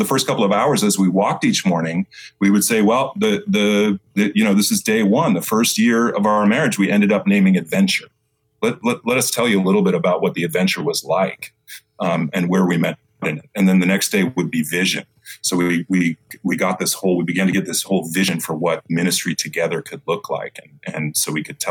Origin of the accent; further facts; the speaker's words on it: Boston, Massachusetts, United States; I grew up in Boston